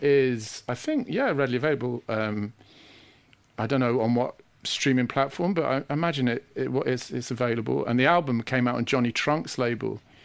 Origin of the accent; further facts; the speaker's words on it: Sheffield, Yorkshire and the Humber, United Kingdom; moved away as an adult; also born or lived in Manchester; I come from Sheffield, so, you know, there was a culture of electronic music from being very young